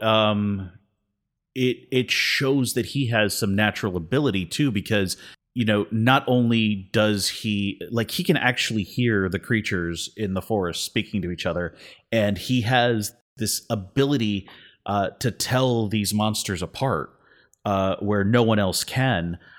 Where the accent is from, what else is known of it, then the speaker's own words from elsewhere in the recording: Miami, Florida, United States; growing up in Miami, you know, as a Hispanic person